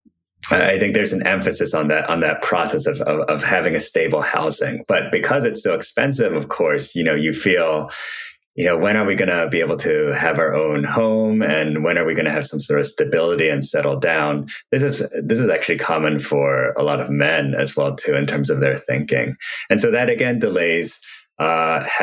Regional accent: Ohio, United States; I grew up in Ohio

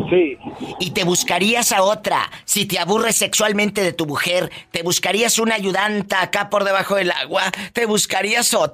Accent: Guanajuato, Mexico; De Guanajuato.

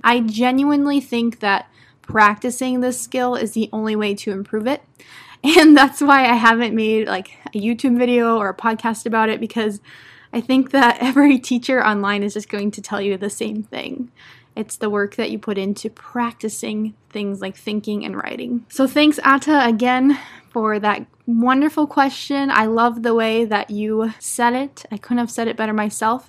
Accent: United States; first language English; I'm an American English teacher

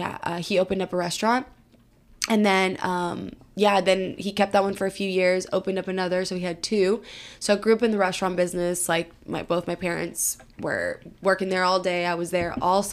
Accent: Georgia, United States; also born or lived in Chicago; now in Houston, United States; So I am from Georgia. I was born in Chicago, but raised in Georgia. I am the oldest of three girls. I grew up in the restaurant business

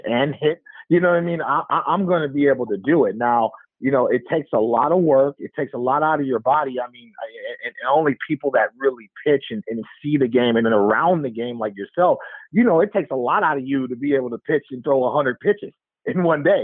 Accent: Oakland, California, United States; also born or lived in Alameda, California; growing up in Oakland

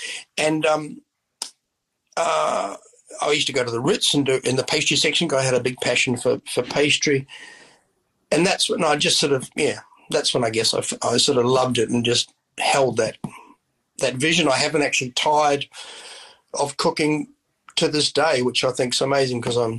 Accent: Christchurch, Canterbury, New Zealand; also born or lived in Oxford; I was from Christchurch. We lived in Oxford, which is 30 miles out of Christchurch.

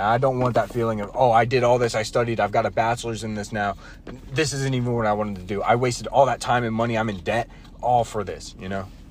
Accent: North Carolina, United States; We we were all born and raised in North Carolina.

